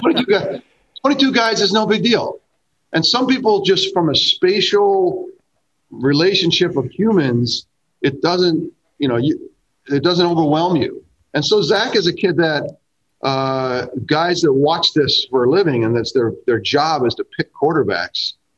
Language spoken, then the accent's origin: English; Greenwich, Connecticut, United States; I'm from Greenwich, Connecticut.